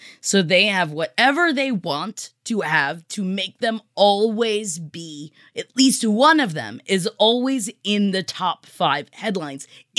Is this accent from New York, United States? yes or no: yes; New York City, New York, United States; I come from Staten Island. My family's from Staten Island. I know Staten Island.